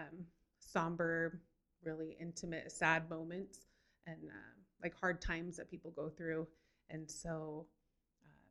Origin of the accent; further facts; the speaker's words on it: Kearns, Utah, United States; also born or lived in Florida; I was born and raised in Kearns, Utah.